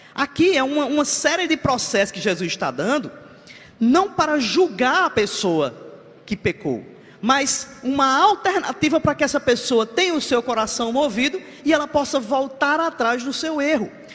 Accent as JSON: {"language": "Portuguese", "region": "Ceará", "country": "Brazil", "moved": "as an adult", "lives_now": "João Pessoa, Brazil", "said": "eu não sou, eu não sou paraibano, eu sou cearense"}